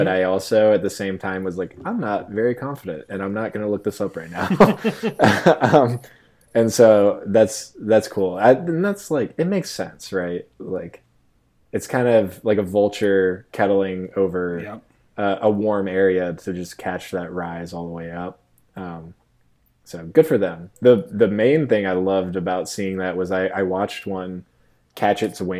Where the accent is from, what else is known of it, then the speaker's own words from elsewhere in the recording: Virginia Beach, Virginia, United States; And, then I grew up surfing in Virginia Beach too.